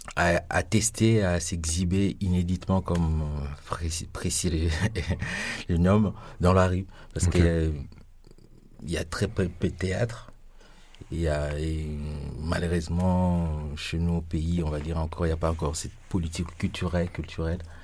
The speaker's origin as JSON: {"language": "French", "region": "Kinshasa", "country": "DR Congo", "tie": "born or raised there", "also_born_or_lived": "Aru, eastern Congo", "moved": "as an adult", "lives_now": "Strasbourg, France", "said": "je suis grandi à Kinshasa, mais je suis né dans l'est du Congo, dans la région de Grand Lac, précisément à Haru, et j'ai grandi à Kinshasa"}